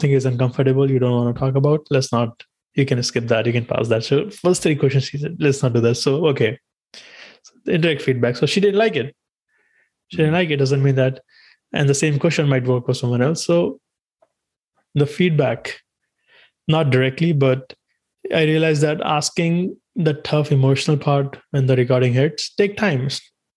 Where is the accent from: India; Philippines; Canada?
India; English is a second language; moved away; growing up in India, we had our subjects